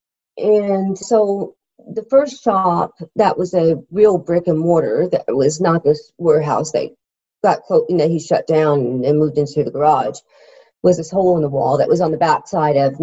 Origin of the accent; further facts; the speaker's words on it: Iowa, United States; now in Georgia, United States; I grew up in the Midwest. So it was a lot of land to be able to cover, you know, growing up in Iowa